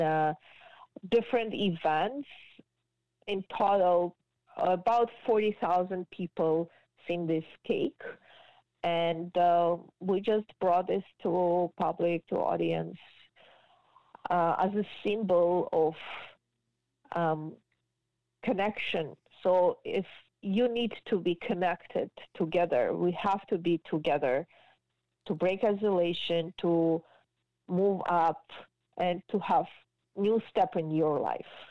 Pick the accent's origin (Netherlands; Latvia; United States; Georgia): Georgia; English is a second language; moved away as an adult; also born or lived in Israel; now in Markham, Canada; I moved from Georgia when I was 19 years old